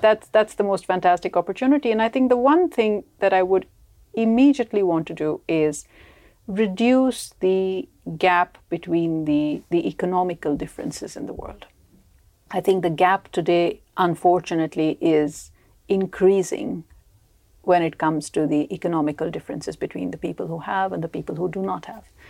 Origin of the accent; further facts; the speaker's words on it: India; moved away as an adult; also born or lived in United Kingdom; now in Sweden; I come from India, so I moved to Sweden only sixteen years ago.